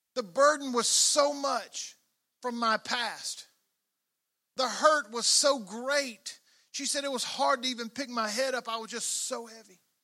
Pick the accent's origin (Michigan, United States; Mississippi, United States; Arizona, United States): Mississippi, United States; I grew up in Mississippi